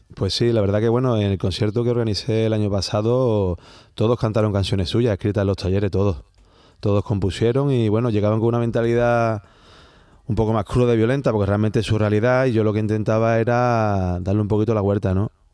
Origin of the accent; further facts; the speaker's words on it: Seville, Andalusia, Spain; Como buen sevillano